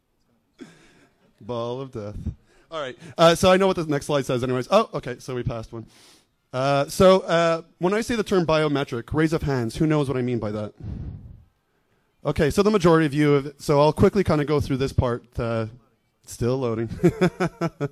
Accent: Montreal, Quebec, Canada; I'm from Montreal, Canada.

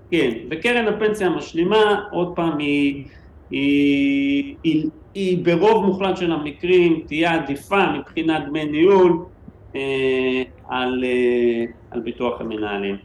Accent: Israel; אנחנו ישראלים

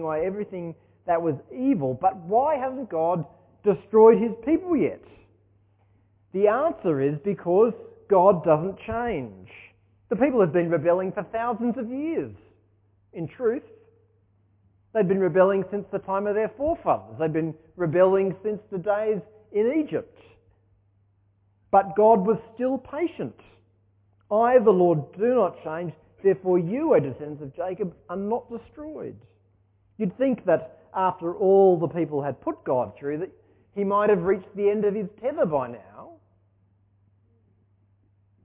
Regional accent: Sydney, New South Wales, Australia; moved away as an adult; also born or lived in Ulverstone, Tasmania; now in Launceston, Australia; I grew up in Sydney

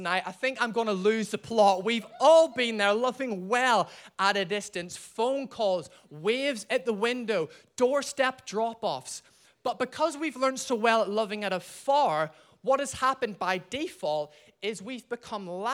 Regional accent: Ireland; I'm from Ireland

